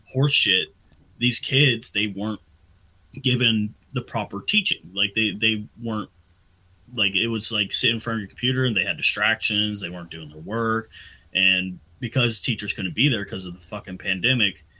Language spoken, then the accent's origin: English; Texas, United States; moved away as an adult; growing up in Texas before I joined the military